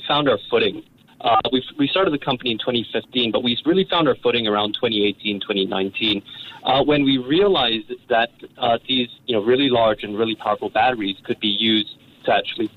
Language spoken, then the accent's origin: English; Brunei; I grew up in Brunei